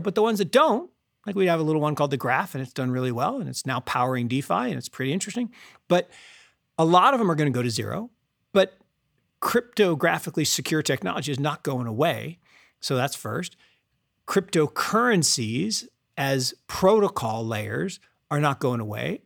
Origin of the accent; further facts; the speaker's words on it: Seattle, Washington, United States; I grew up in Seattle